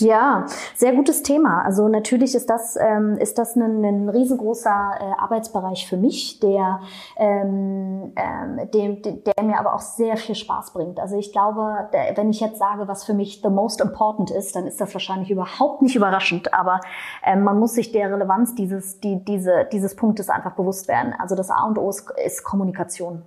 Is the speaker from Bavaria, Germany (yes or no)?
no; Berlin, Germany; ich komme aus Berlin